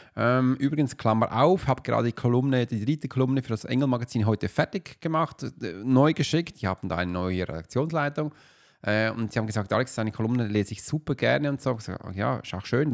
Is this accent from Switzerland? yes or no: yes; Switzerland; wir reden ja schon ganz anders